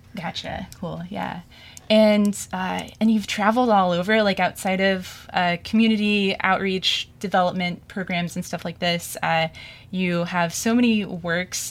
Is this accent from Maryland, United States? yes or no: no; Springfield, Missouri, United States; I'm from Springfield, Missouri